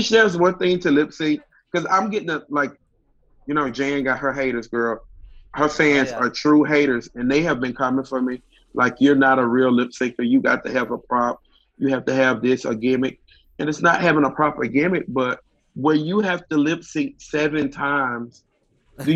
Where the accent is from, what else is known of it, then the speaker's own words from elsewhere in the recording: Mississippi, United States; growing up in Mississippi